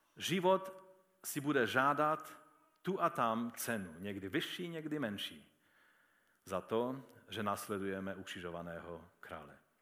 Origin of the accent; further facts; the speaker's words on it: Český Těšín, Moravian-Silesian Region, Czechia; když jsme se představili, že jsme z Těšína